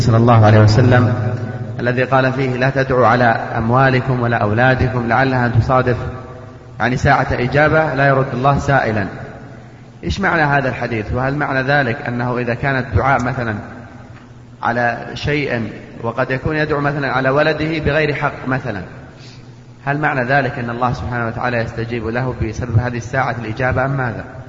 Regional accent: Eastern Province, Saudi Arabia; نحن أيضا من أهل الشرقية

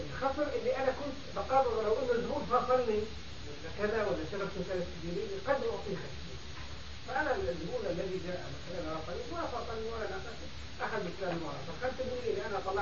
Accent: Zarqa, Zarqa Governorate, Jordan

